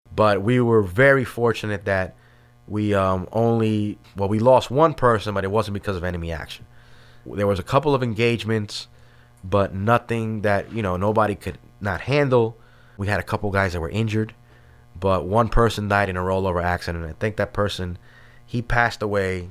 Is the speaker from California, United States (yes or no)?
no; New York City, New York, United States; moved away as an adult; also born or lived in Washington Heights, Manhattan; my family moved to, uh, Brooklyn in Starrett City, which is in the East New York section of Brooklyn. And I kinda grew up there